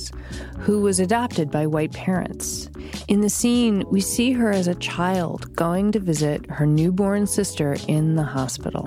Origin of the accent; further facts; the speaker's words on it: Massachusetts, United States; we both grew up in Massachusetts.